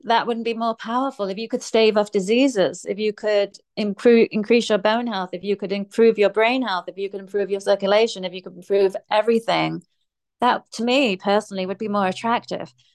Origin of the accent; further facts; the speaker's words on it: England, United Kingdom; I grew up in England, in um, the UK, um, which is England.